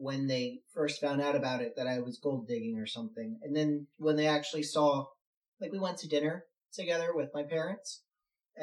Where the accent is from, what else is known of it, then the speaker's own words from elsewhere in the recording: Philadelphia, Pennsylvania, United States; I am from Philadelphia